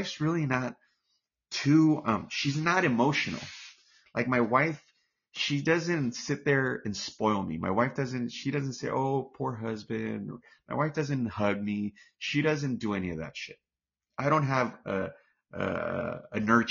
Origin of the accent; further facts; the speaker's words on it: United States; I'm American